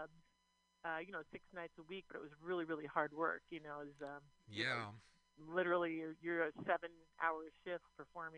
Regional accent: Eastern Washington, United States; we're from Eastern Washington

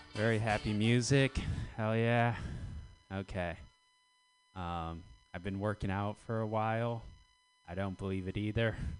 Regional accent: United States; I'm American

